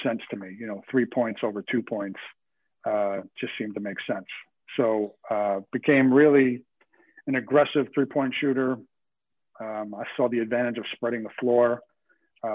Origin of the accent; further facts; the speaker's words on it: New York City, New York, United States; I grew up in Rockaway Beach, New York, southernmost tip of New York State, technically Queens